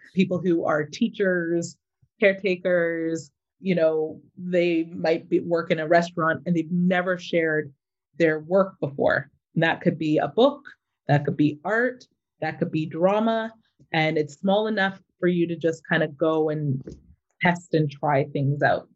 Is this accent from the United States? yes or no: no; Mississauga, Ontario, Canada; moved away as an adult; also born or lived in Toronto, Canada; now in Vancouver, Canada; I grew up in Mississauga, lived in Toronto for most of my life, and then moved out to Vancouver about seven years ago.